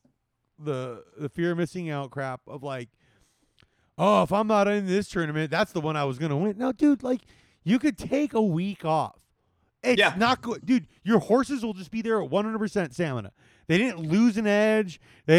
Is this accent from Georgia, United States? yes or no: no; Maryland, United States; I'm from Maryland.